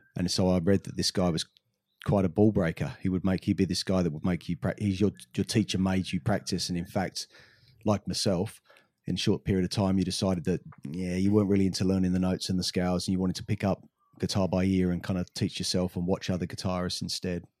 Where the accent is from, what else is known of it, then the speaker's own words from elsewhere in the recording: England, United Kingdom; growing up in England